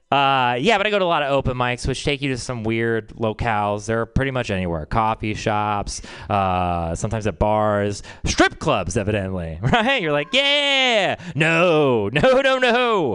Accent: Texas, United States; I'm from Texas

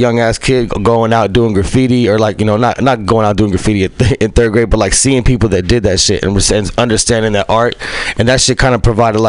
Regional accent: San Francisco, California, United States; I grew up in San Francisco, around like Ingleside, Excelsior area.

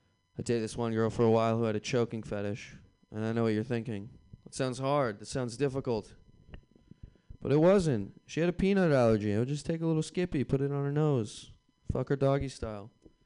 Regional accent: Boston, Massachusetts, United States

